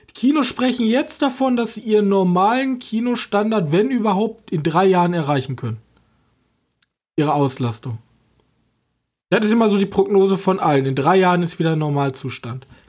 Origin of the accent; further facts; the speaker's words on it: Germany; ich als Deutscher jetzt mit meinem jetzigen Mindset in Deutschland